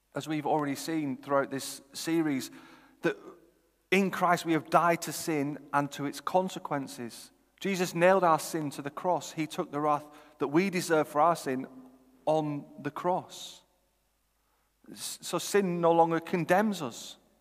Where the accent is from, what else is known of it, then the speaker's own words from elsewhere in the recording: Chorley, North West England, United Kingdom; also born or lived in Oxford; I'm from Chorley